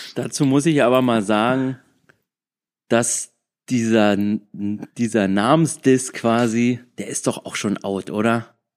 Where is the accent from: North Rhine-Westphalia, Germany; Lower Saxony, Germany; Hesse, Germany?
Hesse, Germany; Frankfurt; now in Berlin, Germany; ursprünglich komme ich aus Frankfurt